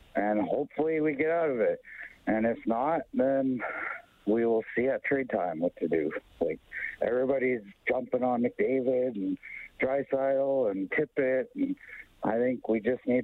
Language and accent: English; Edmonton, Alberta, Canada; now in Whitehorse, Canada; I'm a long time born and raised in Edmonton. I live in Whitehorse, Yukon